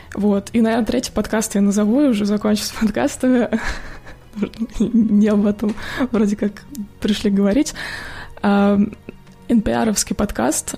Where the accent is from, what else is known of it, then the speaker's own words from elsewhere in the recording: Moscow Oblast, Russia; now in United States; родом я из Подмосковья